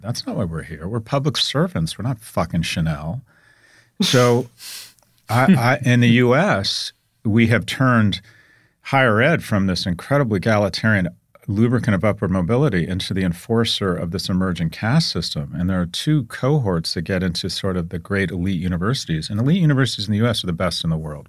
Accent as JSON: {"language": "English", "country": "United States", "said": "I'm an American"}